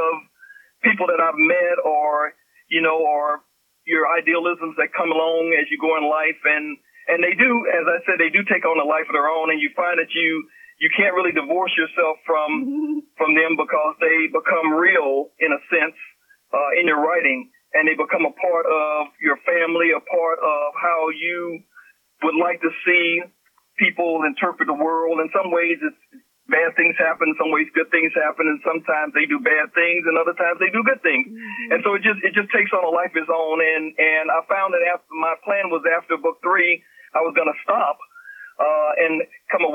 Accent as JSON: {"language": "English", "region": "Louisiana", "country": "United States", "tie": "born or raised there", "said": "when I grew up in Louisiana as a young lad"}